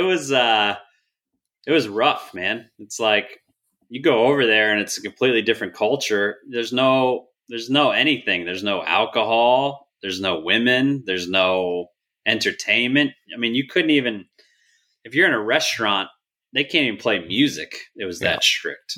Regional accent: New Jersey, United States; moved away as an adult; now in Texas, United States; And then we moved up to New Jersey. So I grew up there

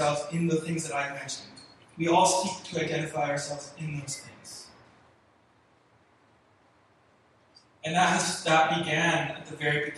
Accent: Richmond, British Columbia, Canada; moved away; also born or lived in California; I'm from Vancouver. I grew up in Richmond. I lived there my whole life

